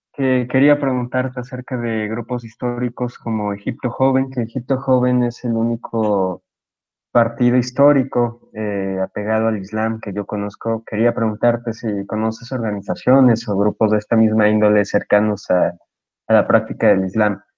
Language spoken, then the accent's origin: Spanish; Mexico; yo como posicionista mexicano